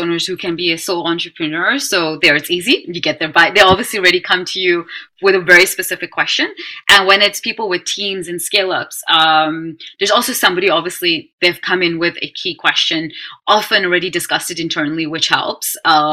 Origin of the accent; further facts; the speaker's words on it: Netherlands; I'm being born and raised in Holland and with an Indian background